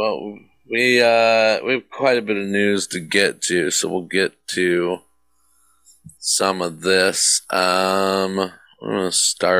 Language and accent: English; North Texas, United States; moved away; I don't believe that my hometown was hit by this tornado, but it was North Texas, so it couldn't have been far.